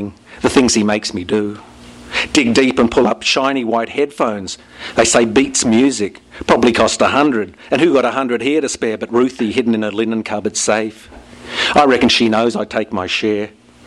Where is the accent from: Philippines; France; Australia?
Australia; accent: Australian, more rounded vowels; now in United States